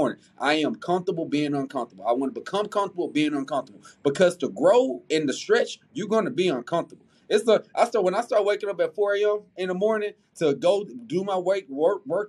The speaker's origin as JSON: {"language": "English", "town": "Houston", "region": "Texas", "country": "United States", "tie": "born or raised there", "also_born_or_lived": "Missouri City, Texas", "said": "I'm a South Side baby. I'm from Mo City in South Park. My daddy lives in South Park. My mom was in Mo City."}